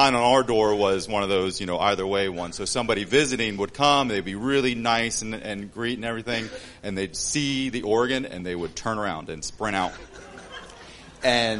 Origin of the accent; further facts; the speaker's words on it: Delaware, United States; moved away as an adult; also born or lived in Papua New Guinea; now in Cairns, Australia; We're originally from the States. I'm from Delaware.